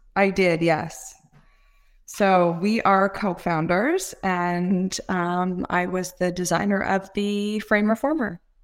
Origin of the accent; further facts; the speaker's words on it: Toronto, Ontario, Canada; I'm from Toronto, Canada.